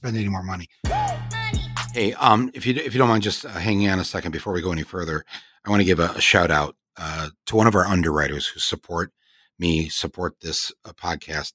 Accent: Michigan, United States; white guys I grew up with in Michigan

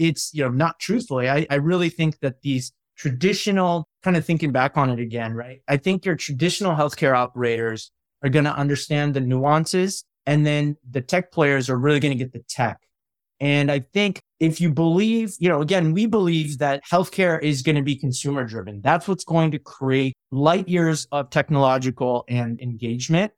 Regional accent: Midwest, United States; I grew up in the Midwest

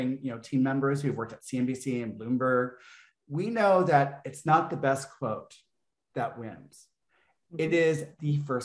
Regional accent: Texas, United States; growing up in Texas as a gay man

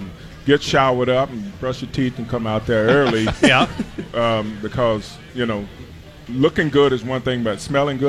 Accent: New Orleans, Louisiana, United States; New Orleans, Louisiana.

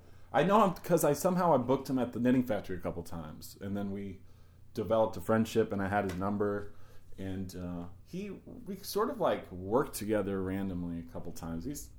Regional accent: Virginia, United States; moved away as an adult; also born or lived in Arcata, California; now in New York, United States; I grew up in Virginia, so a lot of people down there have pickup trucks.

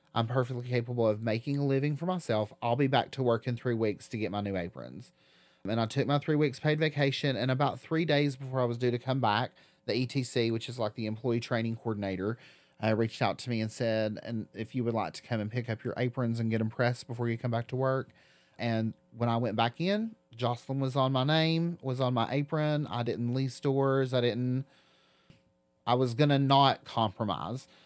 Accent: Newport, Tennessee, United States; moved away as an adult; now in Knoxville, United States; growing up in Southern Appalachia, especially in such a rural part of Southern Appalachia

